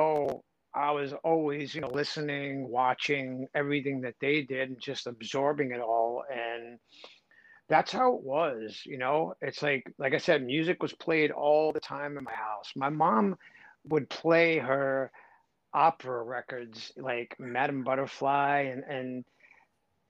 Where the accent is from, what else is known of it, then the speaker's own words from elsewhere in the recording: New York City, New York, United States; here I am from the Bronx